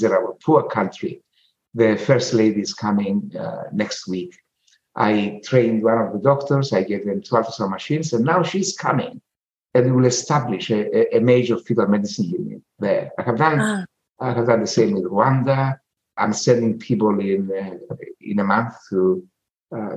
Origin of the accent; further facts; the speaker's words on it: Cyprus; I'm a peasant from Cyprus. I'm a proud peasant from Cyprus